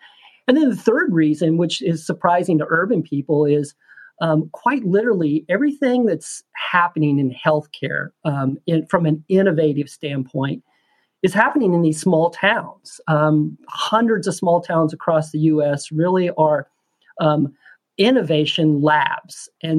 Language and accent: English; Holton, Kansas, United States; now in Washington, D.C., United States; I'm originally from a small town myself, Northeast Kansas, a small farming town known as Holton, Kansas.